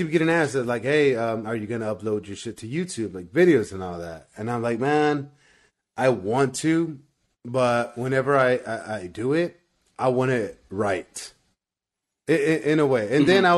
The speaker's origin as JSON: {"language": "English", "town": "Hempstead", "region": "Texas", "country": "United States", "also_born_or_lived": "San Marcos, Texas", "moved": "yes", "lives_now": "Houston, United States", "said": "I'm from Hempstead. It's like this little country town that's like 45 minutes from here. But I lived in San Marcos for about 5 years"}